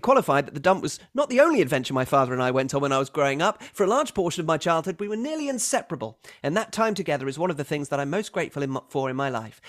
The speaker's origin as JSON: {"language": "English", "region": "Wisconsin", "country": "United States", "tie": "born or raised there", "said": "growing up in Wisconsin and idolizing Brett Favre"}